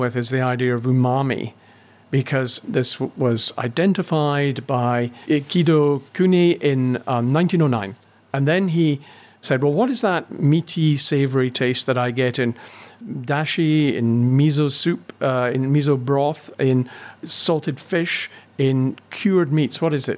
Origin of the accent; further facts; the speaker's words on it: Glasgow, Scotland, United Kingdom; I grew up in Glasgow